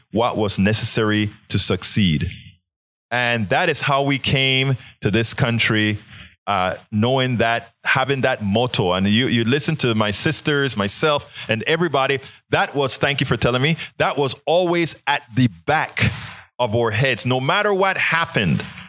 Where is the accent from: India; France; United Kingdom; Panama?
Panama; moved away; growing up in Panama